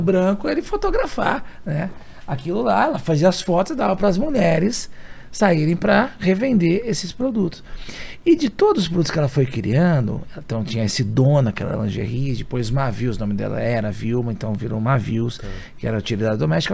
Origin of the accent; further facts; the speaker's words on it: São Paulo, Brazil; eu nasci na Casa Verde, na Zona Norte de São Paulo